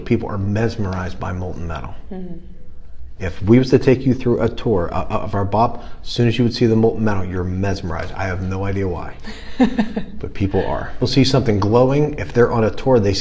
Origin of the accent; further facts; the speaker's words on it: Pittsburgh, Pennsylvania, United States; I was born and raised in the Arlington section of Pittsburgh